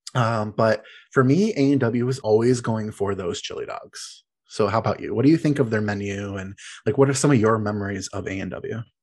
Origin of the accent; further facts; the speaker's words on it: Detroit, Michigan, United States; we're from the Detroit area